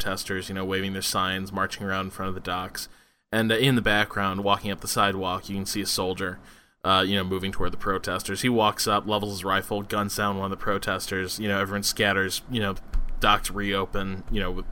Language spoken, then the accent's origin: English; United States; as an American